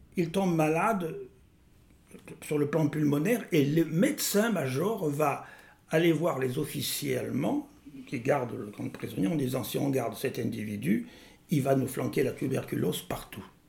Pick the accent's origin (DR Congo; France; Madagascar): France; moved away as an adult; also born or lived in Senegal / Gabon; J'ai été le dernier proviseur français des lycées sénégalais